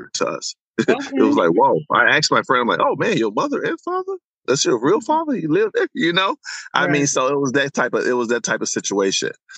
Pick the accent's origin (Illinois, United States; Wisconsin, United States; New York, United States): Illinois, United States; Chicago; But the west side of Chicago growing up during the 80s was really a tough poor.